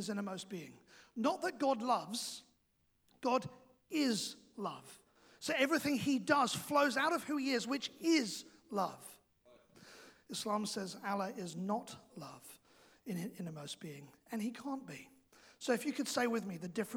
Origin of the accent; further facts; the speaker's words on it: England, United Kingdom; now in New Zealand; I am also English